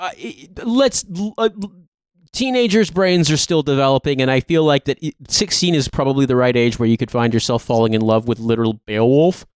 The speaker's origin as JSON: {"language": "English", "region": "Indiana", "country": "United States", "said": "I'm from Indiana."}